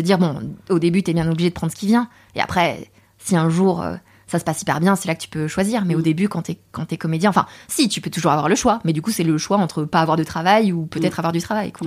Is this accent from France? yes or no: yes; Saint-Germain-en-Laye, Île-de-France, France; also born or lived in Paris / Torcy; j'ai grandi à Saint-Germain-en-Laye. Et à Saint-Germain-en-Laye, autour de moi, mais il n'y a pas d'accent asiatique.